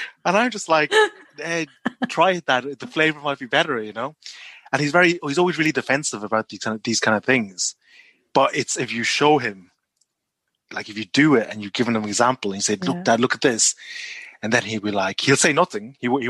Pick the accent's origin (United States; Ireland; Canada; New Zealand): Ireland; moved away as an adult; also born or lived in Malaysia; now in Nottingham, United Kingdom; I'm Chinese Malaysian, but I grew up in Ireland.